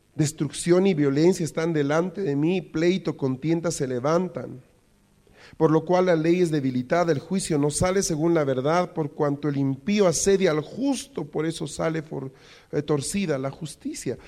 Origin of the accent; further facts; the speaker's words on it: Bolivia; los problemas que tenemos como bolivianos